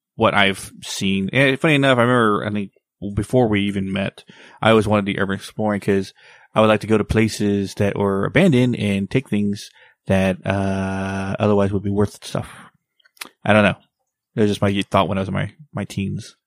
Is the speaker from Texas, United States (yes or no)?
yes; Texas, United States; my hometown, Texas